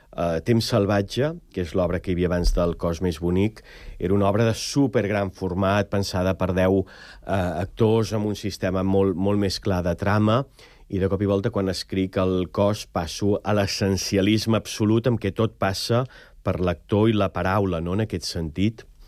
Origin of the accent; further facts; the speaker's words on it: Prats de Lluçanès, Catalonia, Spain; un poble que podria ser el meu, Prats de Lluçanès